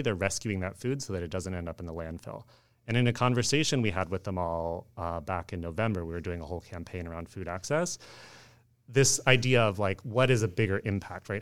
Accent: Oakland, California, United States; I grew up in the Bay Area in Oakland

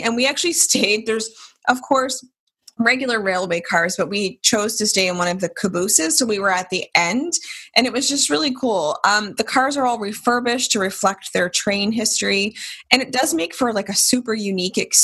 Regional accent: South Shore, Nova Scotia, Canada; we're both from the South Shore

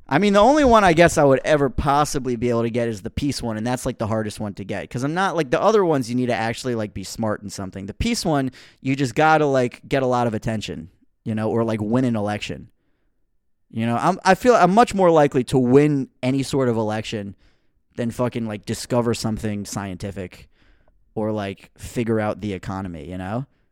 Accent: United States; I'm an American person.

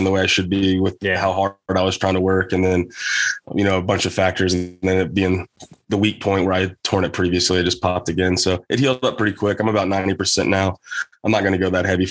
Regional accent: southwestern Virginia, United States; moved away; I have both sides of my family are from the same county in southwestern Virginia

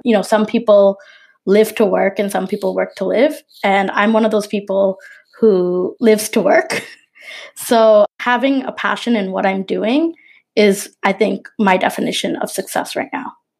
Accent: Toronto, Ontario, Canada; I'm a Bangladeshi Canadian product designer from Toronto

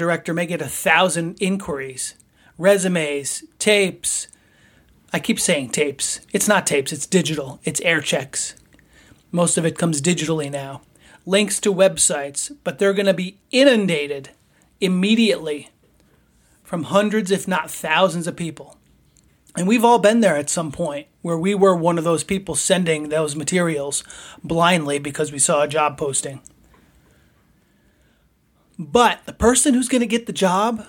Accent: Poughkeepsie, New York, United States; I was from Poughkeepsie. We played high school baseball against each other

